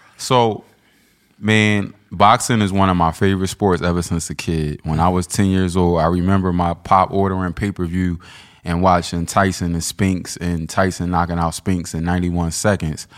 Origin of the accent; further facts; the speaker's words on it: Philadelphia, Pennsylvania, United States; I'm from twentieth and McAllen